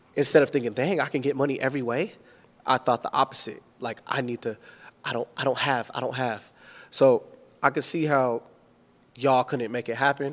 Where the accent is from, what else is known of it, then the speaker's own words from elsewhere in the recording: Richmond, California, United States; I'm from the hood, like, I'm, I'm from Richmond, California